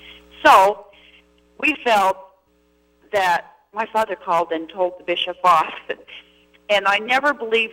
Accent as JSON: {"language": "English", "region": "Utah", "country": "United States", "tie": "born or raised there", "said": "I grew up in Utah."}